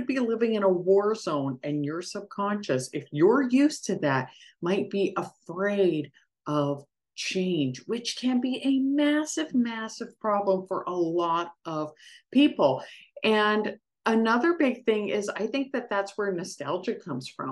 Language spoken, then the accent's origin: English; Canada; as a Canadian, I say penalty box